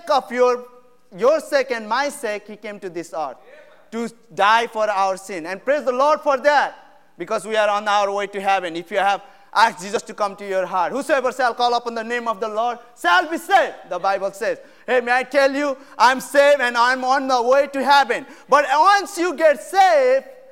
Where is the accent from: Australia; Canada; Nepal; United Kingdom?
Nepal; English is a second language; moved away as an adult; now in United States; I'm from Nepal. I came to U.S. in 2015 in August, and my English language has been learning